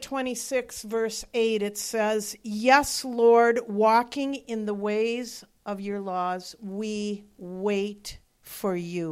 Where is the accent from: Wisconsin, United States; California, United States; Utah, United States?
Wisconsin, United States; moved away; I'm from Wisconsin